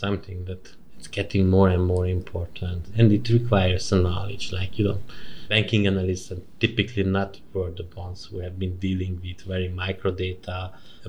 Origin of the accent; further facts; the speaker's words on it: Kaposvár, Somogy, Hungary; moved away as an adult; also born or lived in Maastricht, Netherlands; I'm from the countryside. Kaposvár, it's a southern.